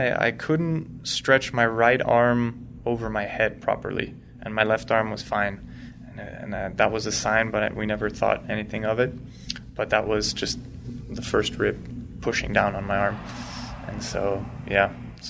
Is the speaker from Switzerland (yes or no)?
yes; Switzerland; So I grew up in Switzerland. I started off completely Swiss. My mom's American.